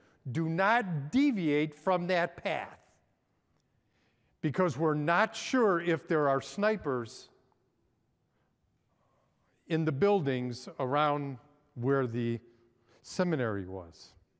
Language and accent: English; Chicago, Illinois, United States; I grew up in Chicago, which is a melting pot. I grew up in a Hungarian neighborhood.